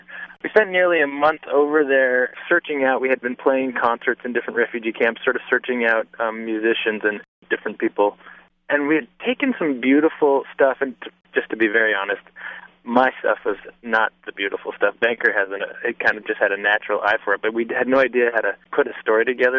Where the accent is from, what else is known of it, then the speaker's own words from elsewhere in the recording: Vermont, United States; moved away; I'm back in my home state of Vermont for a little visit.